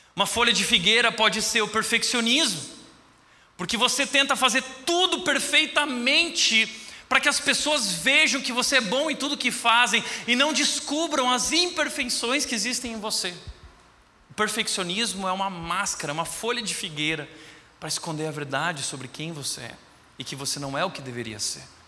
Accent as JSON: {"language": "Portuguese", "region": "Rio Grande do Sul", "country": "Brazil", "said": "eu sou gaúcho"}